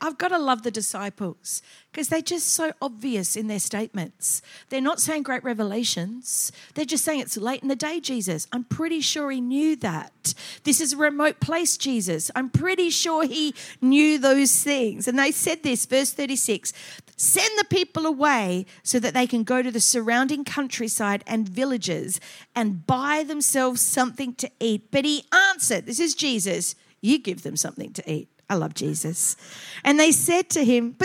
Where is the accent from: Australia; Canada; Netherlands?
Australia; Adelaide, South Australia; moved away as an adult; also born or lived in Queensland; I was from Adelaide. We were a bit prim and proper there.